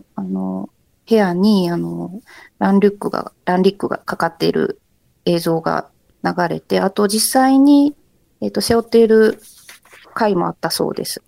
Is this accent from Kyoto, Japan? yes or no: yes; Kyoto, Japan; 私も京都出身で、はい、えっと、今も京都に住んでいるんですけれども